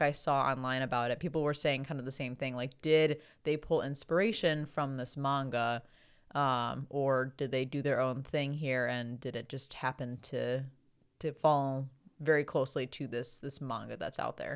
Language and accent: English; United States; being an American